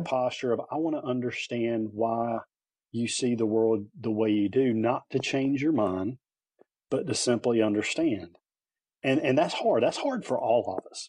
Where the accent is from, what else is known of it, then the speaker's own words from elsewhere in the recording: Lillington, North Carolina, United States; also born or lived in Wilmington, North Carolina / Wake County, North Carolina; I grew up here, born and raised in North Carolina